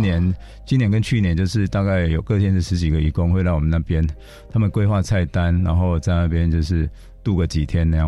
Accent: Taiwan; 我们台湾人

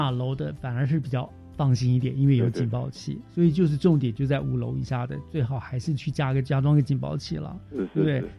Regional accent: Taiwan; 哦，加上我们台湾人习惯加。做铁窗

